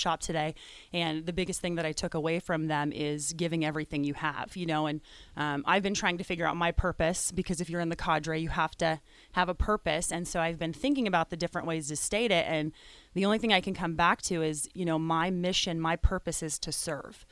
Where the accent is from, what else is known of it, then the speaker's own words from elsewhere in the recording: Wyoming, United States; I'm from Wyoming